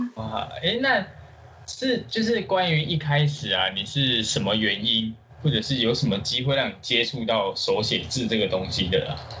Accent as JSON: {"language": "Chinese", "region": "Tainan", "country": "Taiwan", "said": "我身为一个台南人"}